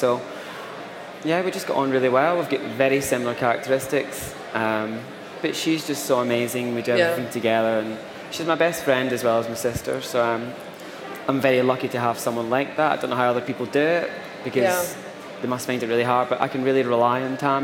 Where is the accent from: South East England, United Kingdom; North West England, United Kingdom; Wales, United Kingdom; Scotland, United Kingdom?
Scotland, United Kingdom; Motherwell; born or raised there; now in London, United Kingdom